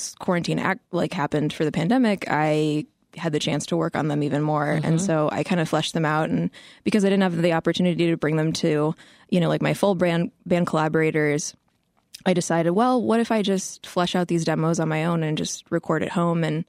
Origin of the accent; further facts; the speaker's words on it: Midwest, United States; I grew up in the Midwest